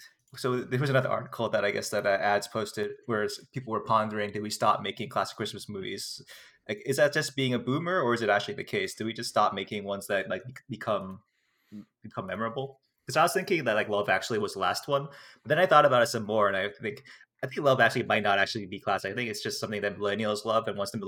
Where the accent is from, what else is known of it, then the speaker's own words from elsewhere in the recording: United States; it's okay for me as American not to have heard about this ever.